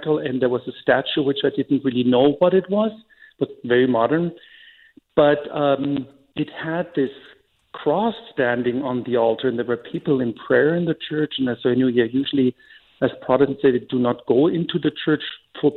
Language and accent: English; Germany; now in Banks, United States; I was born and raised in Germany.